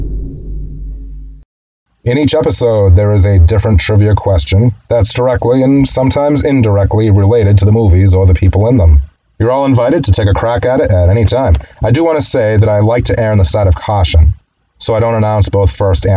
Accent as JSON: {"language": "English", "country": "United States", "said": "As an American"}